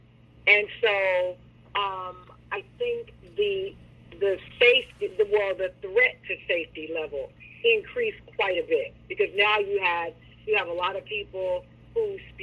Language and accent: English; Chattanooga, Tennessee, United States; also born or lived in Nashville; I'm originally from Chattanooga, which is, you know, just a stone's throw away from Nashville.